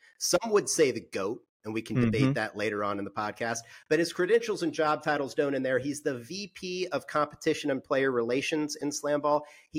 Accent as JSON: {"language": "English", "region": "Indiana", "country": "United States", "tie": "born or raised there", "said": "I grew up in Indiana, Irish Catholic."}